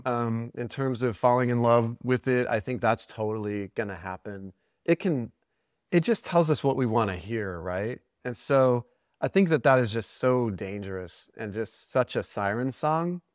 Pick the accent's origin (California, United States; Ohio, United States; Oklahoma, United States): Oklahoma, United States; Cherokee Nation; I'm from Oklahoma. I'm, I'm, grew up in the Cherokee Nation